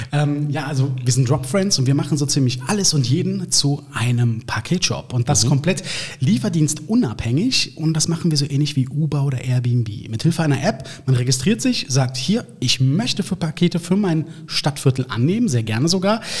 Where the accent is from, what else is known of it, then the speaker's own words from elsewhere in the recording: Cologne, North Rhine-Westphalia, Germany; Ich bin in Köln-Lindenthal geboren